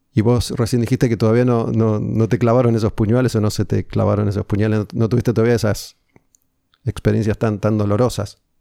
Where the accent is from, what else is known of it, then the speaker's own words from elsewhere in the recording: Argentina; uno como argentino